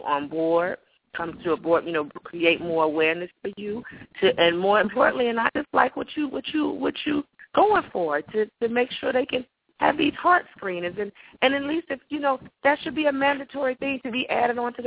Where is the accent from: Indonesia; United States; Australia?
United States; Atlanta, Georgia; I'm from Atlanta, so, you know, I'm here in this heat